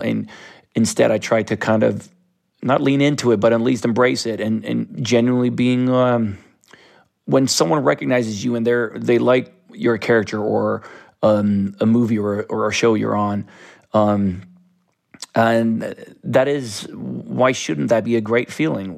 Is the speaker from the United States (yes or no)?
no; Stockholm, Stockholm County, Sweden; I grew up in Sudermalm, which is a, a very artistic neighborhood of South Stockholm